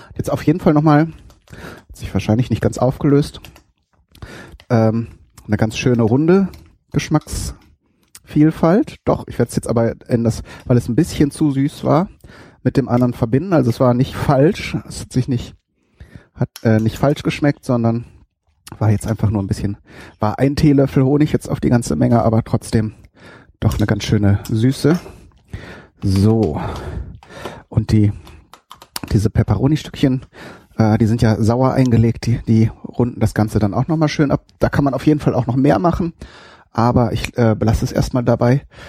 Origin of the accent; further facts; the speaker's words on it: North Rhine-Westphalia, Germany; bei uns in Westfalen